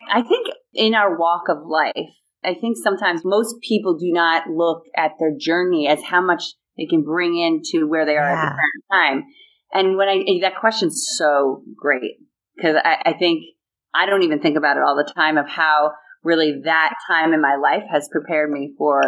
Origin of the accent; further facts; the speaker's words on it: Huntington, New York, United States; moved away; I am actually in my hometown where I grew up in Huntington, Long Island, New York